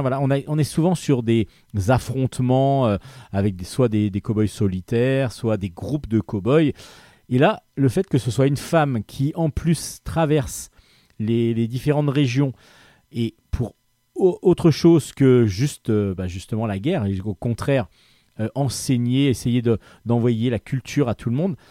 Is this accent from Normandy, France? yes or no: no; Brittany, France; also born or lived in Brest; je suis breton